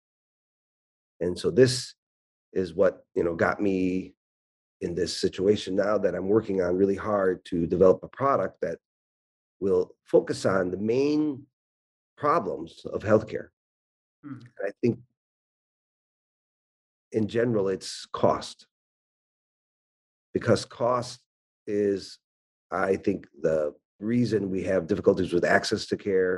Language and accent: English; Chicago, Illinois, United States; moved away as an adult; also born or lived in Michigan / Macedonia; I was born in Michigan, and then we moved then to the Chicago area, and I did my primary education there, where I completed high school